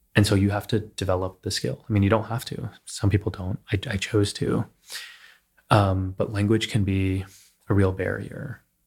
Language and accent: English; Texas, United States; now in New York City, United States; when I was growing up in Texas